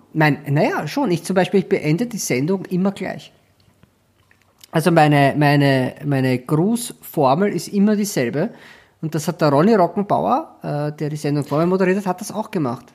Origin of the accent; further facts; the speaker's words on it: Schwechat, Lower Austria, Austria; moved away; ich komme ja aus Schwächert